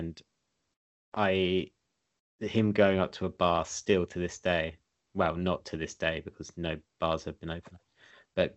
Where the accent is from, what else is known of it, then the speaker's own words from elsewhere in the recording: Essex, East of England, United Kingdom; I'm just from Essex